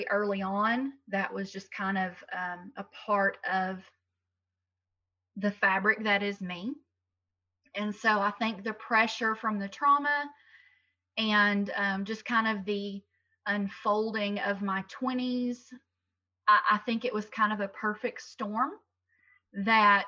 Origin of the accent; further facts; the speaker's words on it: Tennessee, United States; I've lived in Tennessee my entire life